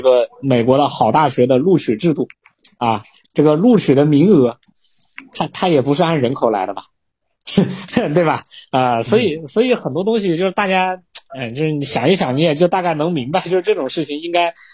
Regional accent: China; 我们中国人

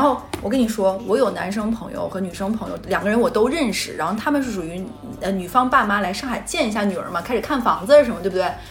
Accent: Northeast China, China; 在我们东北的话，基本上你带回家的女生就是要结婚的

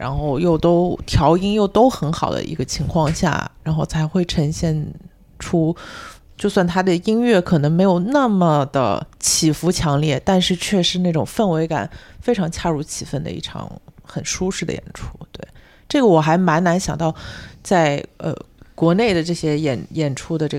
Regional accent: China; 咱姐听说我是从中国来，然后我说哦，在中国有很多喜欢你的朋友

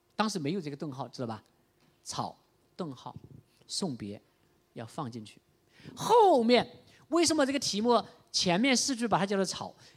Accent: Chaozhou, Guangdong, China; 我们潮州人吃的牛肉丸那么大

